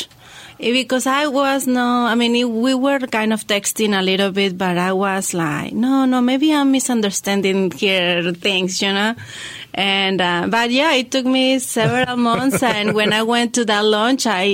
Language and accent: English; La Paz, Baja California Sur, Mexico; moved away as an adult; also born or lived in Mexico City; now in Hendersonville, United States; I was born in Mexico City, and I grew up in La Paz, very close to Los Cabos in Mexico. And I moved here in 2003.